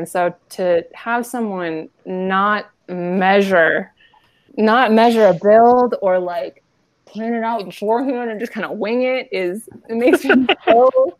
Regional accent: American Southwest, United States; now in Montana, United States; I grew up in the American Southwest, and I'm here in Montana

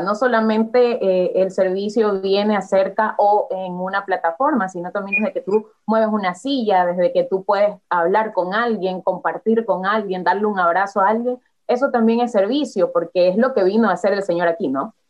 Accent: Guayaquil, Guayas, Ecuador; soy de Ecuador guayaquileña, como decimos acá, más guayaquileña que el encebollado y el bolón

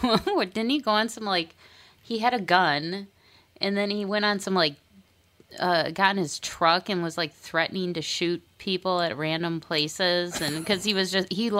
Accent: Minnesota, United States; accent: Minnesota

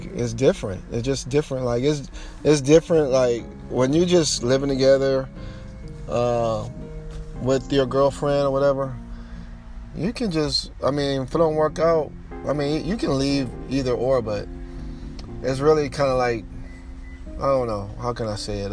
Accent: United States; I'm from the United States

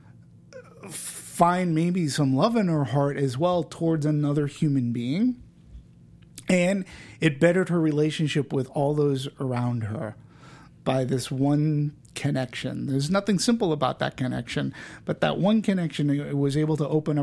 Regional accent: Peabody, Massachusetts, United States; in my neighborhood when I grew up in Peabody, Massachusetts

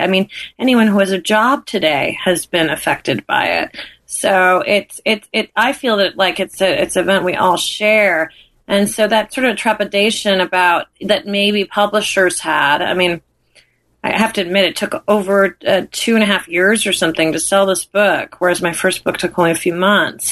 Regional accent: New York, United States; as a New Yorker

